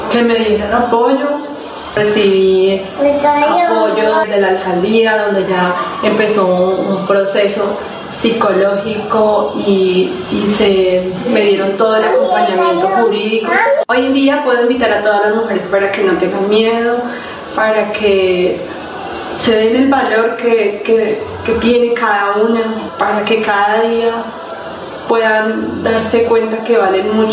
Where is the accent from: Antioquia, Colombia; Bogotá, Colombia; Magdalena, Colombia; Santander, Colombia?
Magdalena, Colombia; Santa Marta; yo Vengo desde la ciudad de Santa Marta, donde eh, trabajaba con mi pareja en un negocio compartido